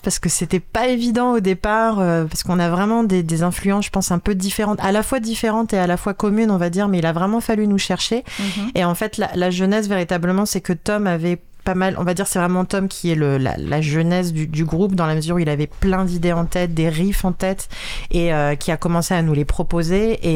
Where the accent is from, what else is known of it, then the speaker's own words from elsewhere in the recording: Paris, Île-de-France, France; je suis vraiment de Paris, Paris